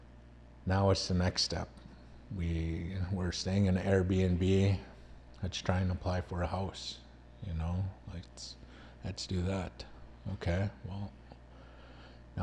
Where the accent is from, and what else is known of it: Canada; now in United States